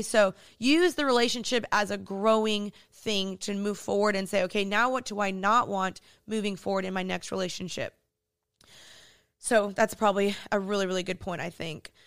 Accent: Dallas, Texas, United States; moved away as an adult; now in Los Angeles, United States; I'm originally from Dallas, Texas, but I moved to L A two years ago

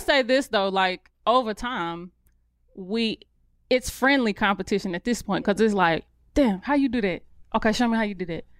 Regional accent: Charlotte, North Carolina, United States; accent: country; I grew up on the outskirts of Charlotte

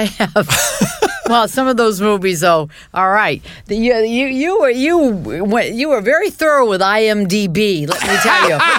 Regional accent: Portland, Maine, United States; I grew up in Portland, Maine, and I'm Armenian. And, you know, there wasn't a very large community of Armenians, and we lived in a community of Jews.

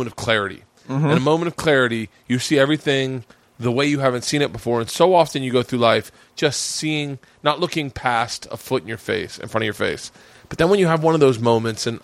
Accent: Florida, United States; I grew up in Florida

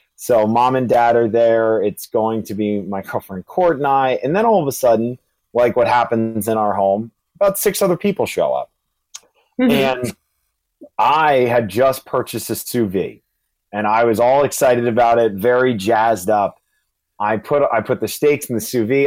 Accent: Charlottesville, Virginia, United States; now in New York City, United States; I'm originally from Charlottesville, Virginia, and I'm residing up in the beautiful New York City.

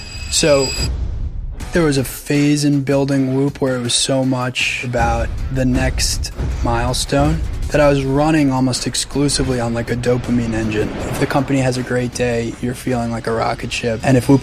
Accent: New York, United States; Well, I grew up on the North Shore of Long Island.

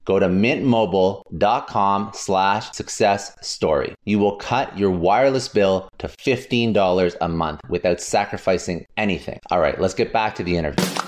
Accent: Canada; now in United States; I'm originally from Canada. Uh, now uh, I'm in the States

